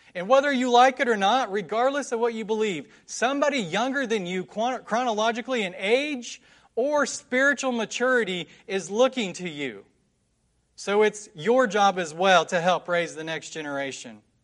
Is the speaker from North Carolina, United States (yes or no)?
yes; West Jefferson, North Carolina, United States; I'm from West Jefferson in Nash County, North Carolina. It's a small little mountain town